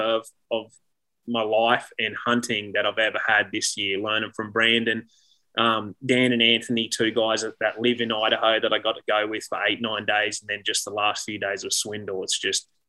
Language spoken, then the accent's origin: English; Toowoomba, Queensland, Australia; moved away as an adult; I'm a kid from Toowoomba, Australia. Most of my friends, people I know have, and my family have never left that little town